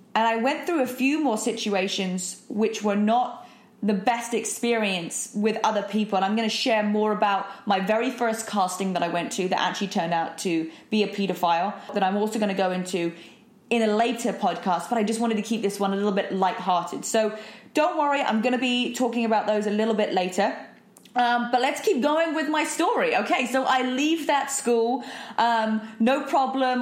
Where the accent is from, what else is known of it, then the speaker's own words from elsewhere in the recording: United Kingdom; also born or lived in London; I'm British, so that we, we do typically speak very fast